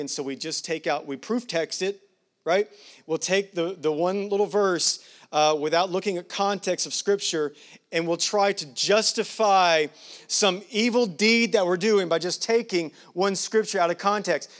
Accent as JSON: {"language": "English", "country": "United States", "said": "I'm as American as they come."}